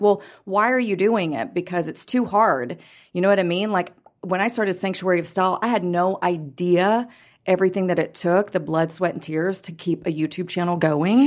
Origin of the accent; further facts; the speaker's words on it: Houston, Texas, United States; also born or lived in Los Angeles; now in Dallas, United States; We're both from Houston.